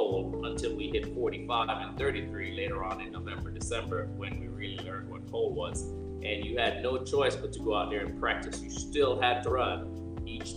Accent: Jamaica; moved away as an adult; also born or lived in Texas; I'm coming from Jamaica, coming from home

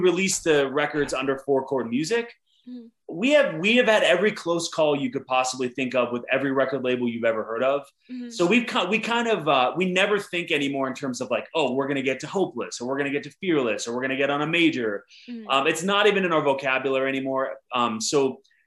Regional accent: Pittsburgh, Pennsylvania, United States; we're from Pittsburgh, Pennsylvania.

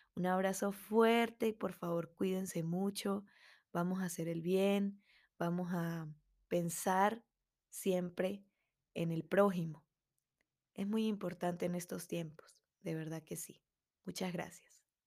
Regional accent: Andes, Venezuela; una músico melómana venezolana

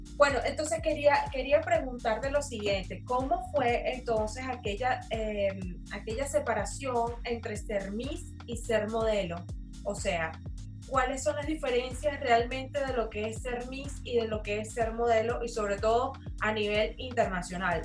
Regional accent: Maracay, Aragua, Venezuela; somos de Maracay

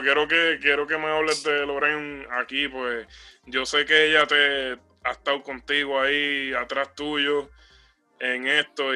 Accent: Puerto Rico; now in United States; somos gente que salimos de Puerto Rico y, estamos viviendo acá en Estados Unidos

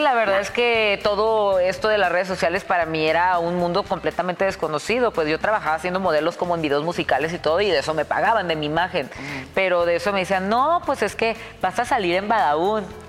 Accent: Tijuana, Baja California, Mexico; moved away as an adult; now in Mexico City, Mexico; Yo soy de Tijuana, yo toda mi vida he vivido en Tijuana, hasta ahora que ya tengo tres años o cuatro años aquí en la Ciudad de México

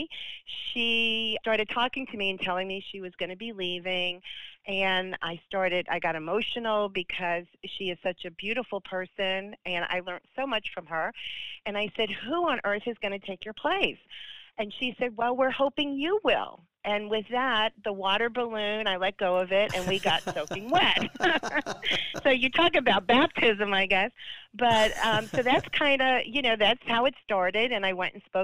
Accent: New York City, New York, United States; moved away as an adult; now in Wilmington, United States; I grew up in Staten Island, New York

